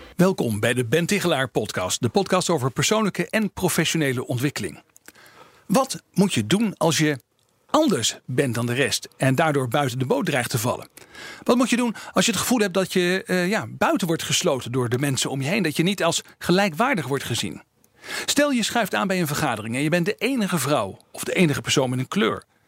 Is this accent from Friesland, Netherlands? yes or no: no; East Groningen, Netherlands; moved away as an adult; also born or lived in Amsterdam; Ik kom zelf uit Oost-Groningen.